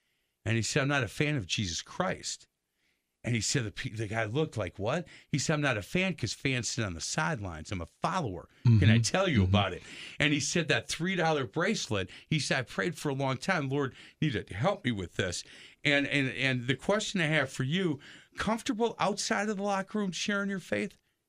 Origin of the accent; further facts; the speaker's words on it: Tulsa, Oklahoma, United States; I'm from Tulsa, Oklahoma.